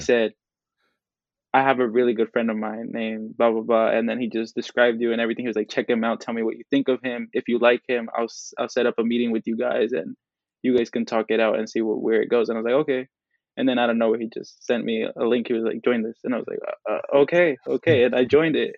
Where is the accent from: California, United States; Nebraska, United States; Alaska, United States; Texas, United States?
California, United States; Oakland; Latino male from El Salvador, uh, born and raised in Oakland, California